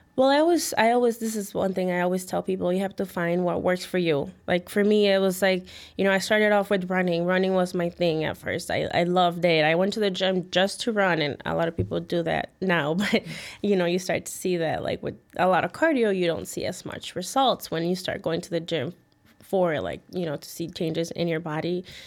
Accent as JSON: {"language": "English", "town": "Chicago", "region": "Illinois", "country": "United States", "tie": "born or raised there", "also_born_or_lived": "Mexico City, Mexico / Midway, Chicago", "said": "I came here when I was two years old and, yeah, I mean, I grew up in the, um, West Town."}